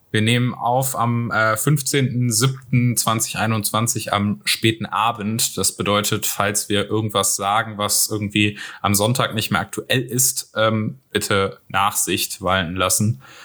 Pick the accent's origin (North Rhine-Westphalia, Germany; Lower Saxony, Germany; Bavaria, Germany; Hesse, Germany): North Rhine-Westphalia, Germany; ich bin ja aus NRW, von daher, äh, ich bin auch aus einer der am stärksten betroffenen Städte